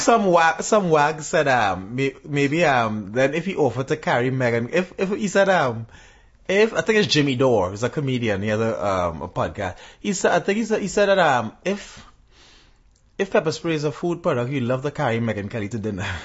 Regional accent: Trinidad & Tobago; I'm a Trinidadian

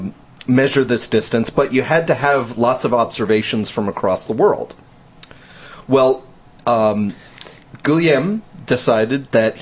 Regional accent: New Jersey, United States; now in Texas, United States; I'm from New Jersey.

